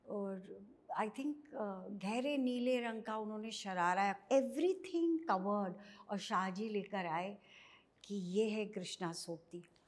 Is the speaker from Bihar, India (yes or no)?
no; Dehradun, Uttarakhand, India; moved away; मैं basically small town Dehradun से आई